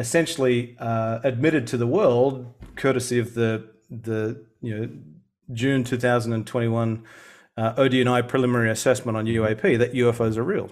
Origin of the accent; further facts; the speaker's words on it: Sydney, New South Wales, Australia; moved away as an adult; now in Melbourne, Australia; I was born and raised in Sydney